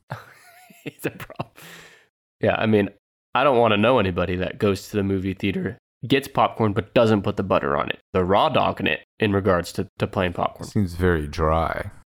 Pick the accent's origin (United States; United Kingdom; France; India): United States; the South; I grew up in the South. I heard that word all my life.